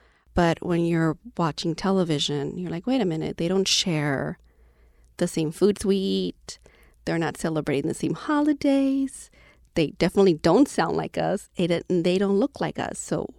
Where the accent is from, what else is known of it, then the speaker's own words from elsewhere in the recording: Lynwood, California, United States; What's it like? Oh, it's a very small city, black and brown folks only. If you see a white person, you have to ask, what are they doing here?